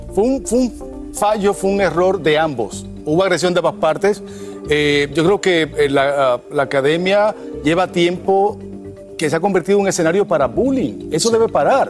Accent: Dominican Republic; en mi país, República Dominicana

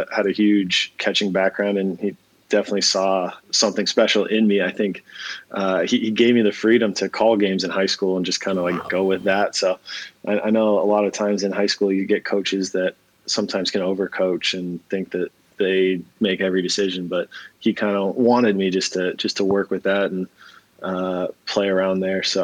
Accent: San Diego, California, United States; growing up in San Diego

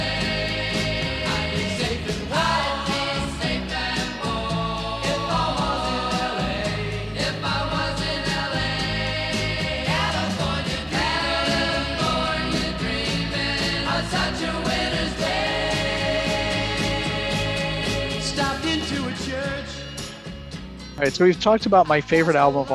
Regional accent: Ann Arbor, Michigan, United States; I grew up in, I was born in Ann Arbor, Michigan, and my Aunt Kathy, who I have to give a shout out to because she is a loyal listener of the show, used to drive me to Montessori school

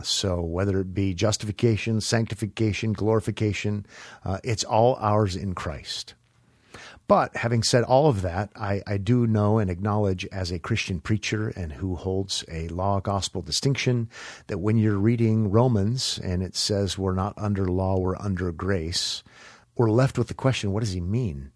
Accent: United States; as an American

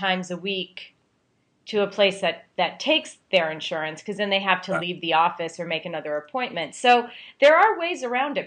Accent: Pennsylvania, United States; I grew up in Pennsylvania, in a small town in Pennsylvania.

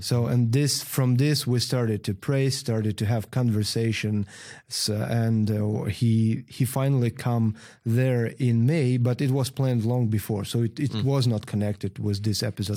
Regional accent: Pervomaisk, Luhansk Oblast, Ukraine; English is a second language; moved away as an adult; now in Gdansk, Poland; We're from Donbass originally, from small coal mine city called Pervomaisk

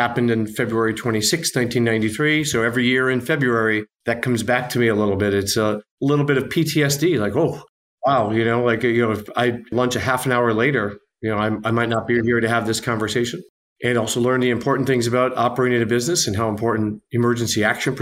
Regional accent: Upper Peninsula of Michigan, United States; moved away as an adult; also born or lived in New York; I was raised in the Midwest, in the Upper Peninsula of Michigan

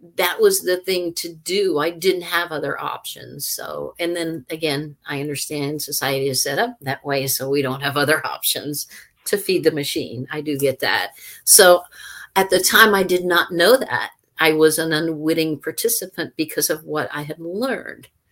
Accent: Louisiana, United States; Louisiana, my home state

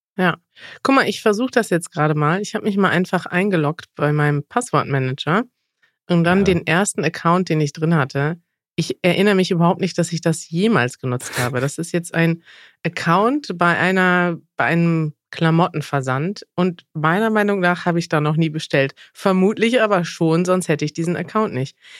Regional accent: Mexico; German is a second language; Mexiko, mein Heimatland

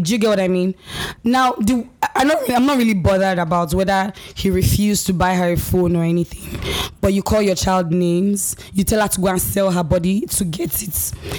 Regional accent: Nigeria; moved away; Growing up in Nigeria, I had a mindset because of the kind of minds that were around me.

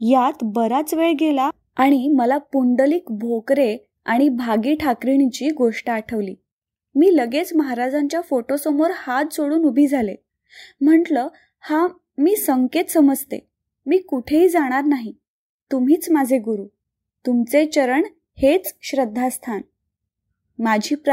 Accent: Sangli, Maharashtra, India; now in Pofali, India; सांगली माझं माहेर आणि पोफळी माझं सासर एकोणीसशे चौऱ्याहत्तरला माझं लग्न झालं

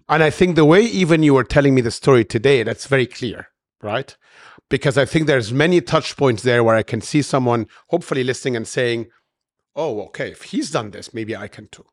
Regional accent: Cairo, Cairo Governorate, Egypt; moved away as an adult; also born or lived in United States / Europe; I'm born and raised in Cairo, but I have many years abroad in the West and U S and Europe

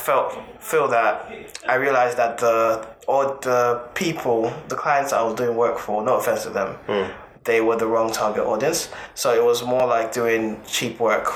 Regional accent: Nigeria; now in United Kingdom; I was born in Nigeria

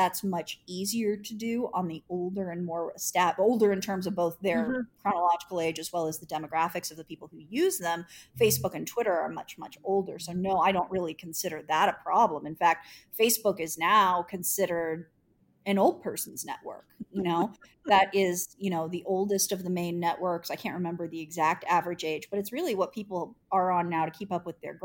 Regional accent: Indianapolis, Indiana, United States; living in Indianapolis and being a Hoosier and working for my hometown newspaper

